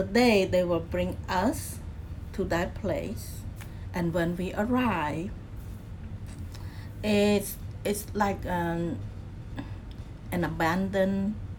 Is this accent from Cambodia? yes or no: yes; Battambang, Cambodia; moved away; Battam Bong is my hometown.